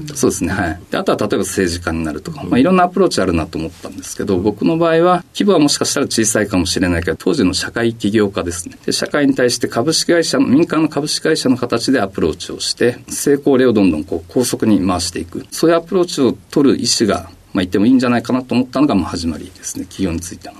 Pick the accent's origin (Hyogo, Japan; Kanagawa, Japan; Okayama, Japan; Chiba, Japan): Chiba, Japan; Sakura; also born or lived in Matsumoto, Nagano; 出身はあの、千葉県の佐倉市になりますね。